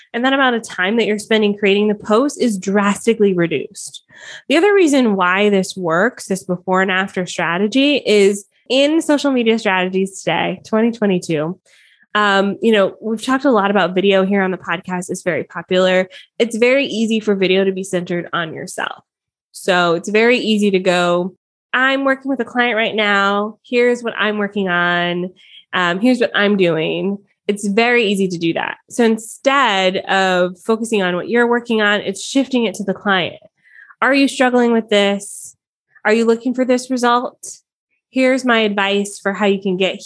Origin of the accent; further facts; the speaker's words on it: Atlanta, Georgia, United States; also born or lived in Miami, Florida; now in Southern Ontario, Canada; raised in Atlanta